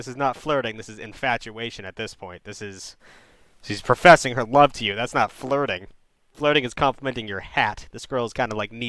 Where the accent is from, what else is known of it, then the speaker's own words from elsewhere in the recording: Massachusetts, United States; I'm from Mass.